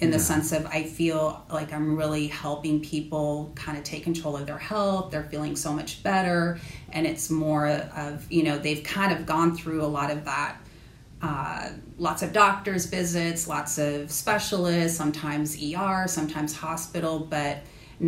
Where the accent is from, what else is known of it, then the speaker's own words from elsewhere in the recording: California, United States; moved away as an adult; now in Charleston, United States; I am originally from California